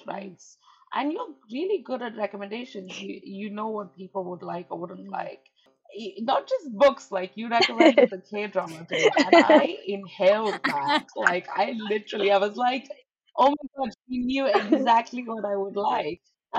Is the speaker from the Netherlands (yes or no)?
no; India; I'm Indian